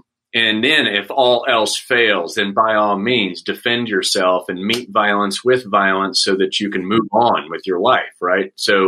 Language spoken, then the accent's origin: English; Saudi Arabia; And growing up in Saudi, I got comic books, but it would take 3 months to get it because they would sit at customs.